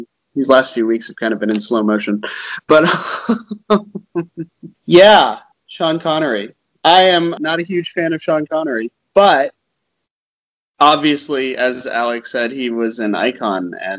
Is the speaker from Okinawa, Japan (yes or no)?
yes; Okinawa, Japan; So when I was growing up in Okinawa, Japan, you used to see lots of commercials on Japanese TV that just had American stars in them for no reason.